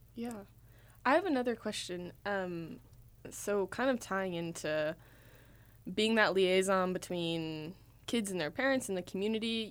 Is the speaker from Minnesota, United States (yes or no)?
yes; Minnesota, United States; moved away; I'm from Minnesota